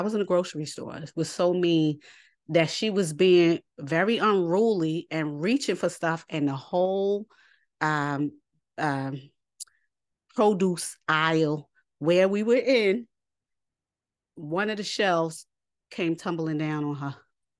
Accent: New York City, New York, United States; I grew up in New York City. I stay ready.

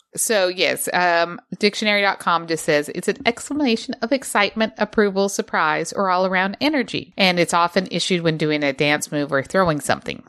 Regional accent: Utah, United States; accent: Utah; my Utah accent

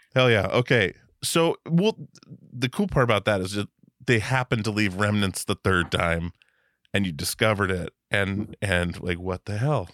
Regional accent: Wasilla, Alaska, United States; moved away; also born or lived in Petersburg, Alaska; I grew up on a little island called Petersburg. in Southeast Alaska until I was eleven, and then, uh, moved up to the mainland

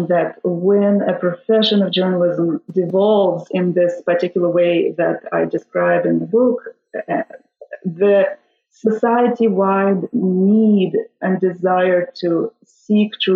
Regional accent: Kazan, Tatarstan, Russia; moved away as an adult; also born or lived in Stanford, United States / San Diego, United States / Rotterdam, Netherlands; I was born in Russia, in the city of Kazan, the capital of the Republic of Tatarstan over there. I finished my undergraduate work in Russia

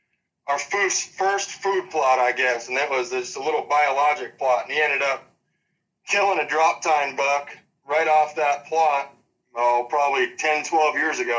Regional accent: Monee, Illinois, United States; I'm actually from Moni, Illinois, yes.

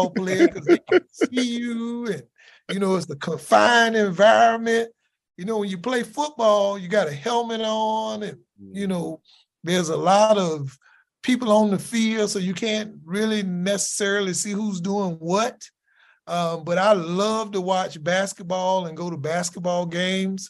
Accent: South Carolina, United States; I'm from South Carolina.

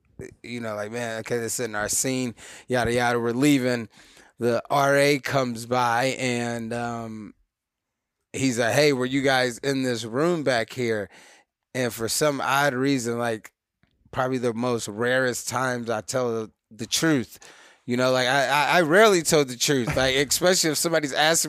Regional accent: St. Louis, Missouri, United States; So yeah, St. Louis, Missouri was there pretty much all the way up until college

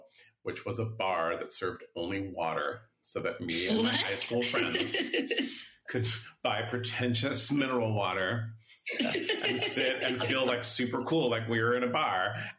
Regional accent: San Francisco, California, United States; growing up here when I was a kid, I grew up near West Portal. And then when I was in my early 20s, I lived in the Mission and near Buena Vista Park.

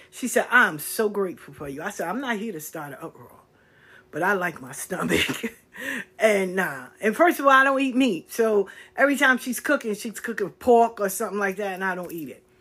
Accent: the South, United States; No, I'm from the South.

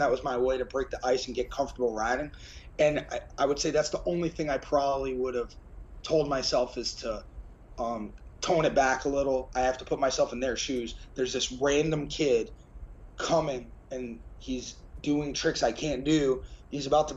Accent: United States; us American guys

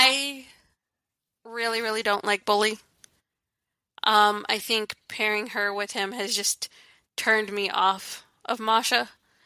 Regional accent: Virginia, United States; I'm from Virginia, if you don't know.

